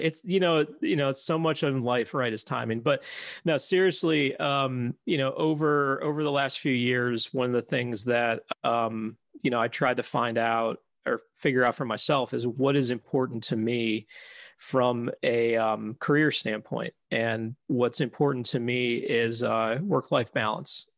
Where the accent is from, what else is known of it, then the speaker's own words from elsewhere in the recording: Philadelphia, Pennsylvania, United States; now in Chicago, United States; I grew up in Philadelphia, and, uh, before we moved out to Chicago